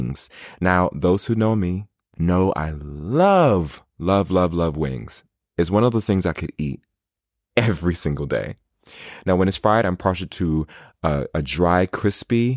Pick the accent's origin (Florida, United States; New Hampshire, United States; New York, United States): New York, United States; New York City; also born or lived in Newark, New Jersey; I was born in New York City, specifically in the borough of Queens. Big shout out to Queens. And I grew up split between Springfield Gardens, St. Albans, which is all in the Jamaica area of Queens